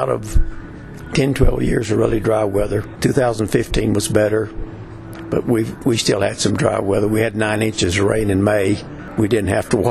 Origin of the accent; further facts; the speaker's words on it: Texas, United States; we grew up in Texas, and cotton was the main staple.